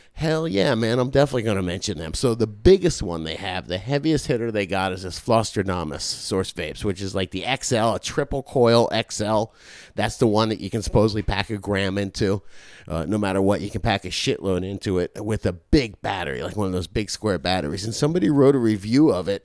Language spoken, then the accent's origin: English; Florida, United States; I'm from Florida